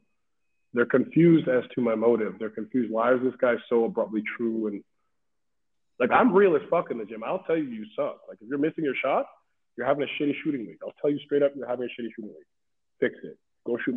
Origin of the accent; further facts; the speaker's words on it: Benin City, Edo, Nigeria; now in Vancouver, Canada; I'm from Benin City, Nigeria, you understand? For me to be standing here in Vancouver, British Columbia, as a college basketball coach